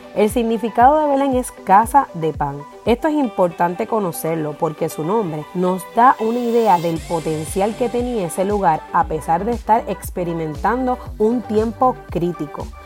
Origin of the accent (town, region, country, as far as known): Puerto Rico